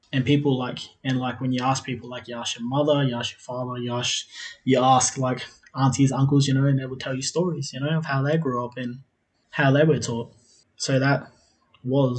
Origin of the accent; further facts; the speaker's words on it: South Australia, Australia; also born or lived in Adelaide; now in Melbourne, Australia; I'm originally from South Australia. I currently live in Melbourne. I was born in Adelaide, but I was raised out on a country. I was raised out on a country town called Sojourner. So I grew up in one of those small communities, like basically a mission, which was called Coonabarra.